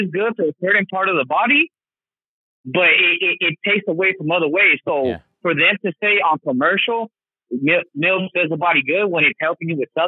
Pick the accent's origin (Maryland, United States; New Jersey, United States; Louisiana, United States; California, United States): California, United States; Carson; yeah, I'm from Carson too.